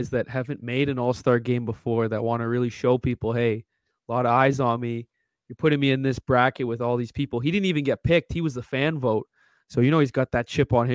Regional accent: Canada

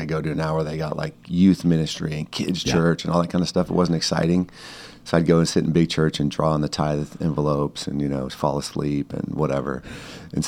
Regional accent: La Mesa, California, United States; Born and raised in San Diego, in La Mesa, East County

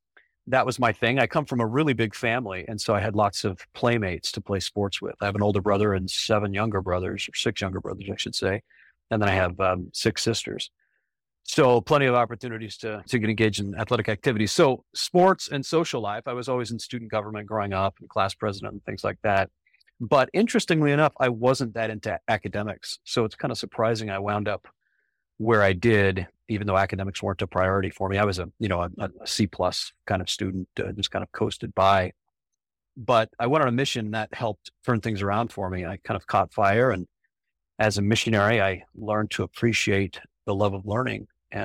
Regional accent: Ajo, Arizona, United States; born there; Well, I was born in Arizona, a little mining town called Ajo. It's in the southwestern corner of the state.

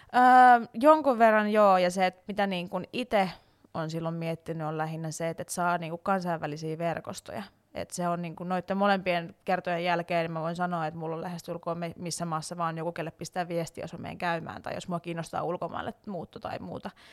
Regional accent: Salo, Southwest Finland, Finland; moved away as an adult; also born or lived in Turku / Tampere; now in Helsinki, Finland; mä on siis Salosta alun perin. Mä ihan varsinais-suomalainen niin sanotusti ja tota, siellä kasvanut ja syntynyt

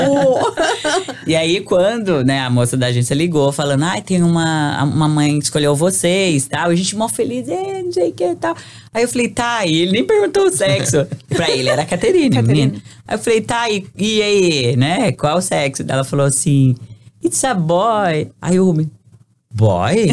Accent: Brazil; moved away as an adult; now in United States; a gente é brasileiro

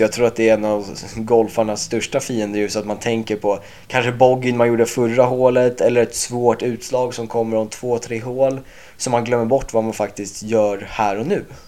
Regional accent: Åkersberga, Stockholm County, Sweden; moved away as an adult; now in North Carolina, United States; jag är 23 år från Åkersberga och eh, pluggar just nu på college i USA

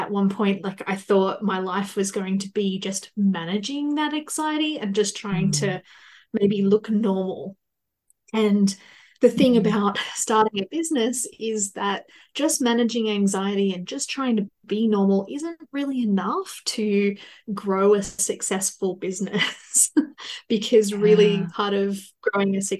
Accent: Australia; I am from Australia

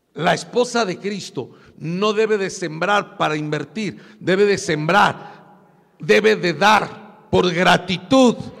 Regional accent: Puebla, Mexico; moved away; yo parecía puro indito de mi pueblo, de Puebla

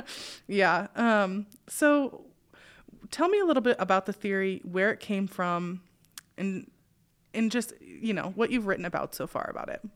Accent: Spokane, Washington, United States; I grew up in Spokane

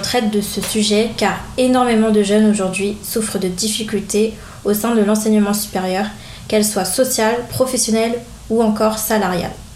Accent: France; also born or lived in Antilles (ancestry); je suis d'origine antillaise et j'ai toujours vécu en France

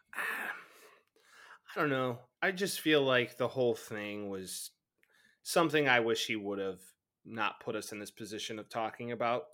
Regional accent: Chicago suburbs, Illinois, United States; growing up, of course, large Bears fan, growing up in the Chicago suburbs

